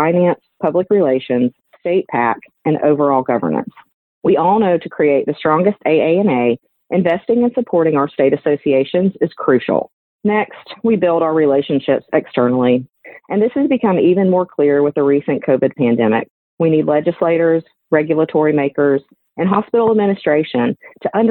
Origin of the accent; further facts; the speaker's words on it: Helena, Alabama, United States; I'm from Helena, Alabama